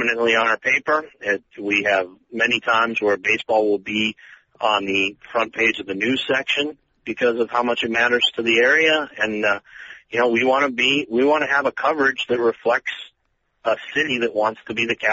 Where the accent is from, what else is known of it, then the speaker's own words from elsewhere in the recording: Colorado, United States; moved away as an adult; now in St. Louis, United States; The newspaper I grew up reading in Colorado